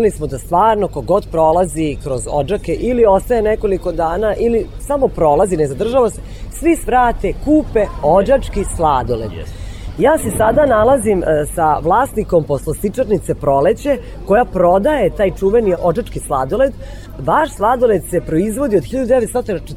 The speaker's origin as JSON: {"language": "Croatian", "town": "Novi Sad", "region": "Vojvodina", "country": "Serbia", "said": "Imate drugačiji akcenat? Da, ja sam iz Novog Sada"}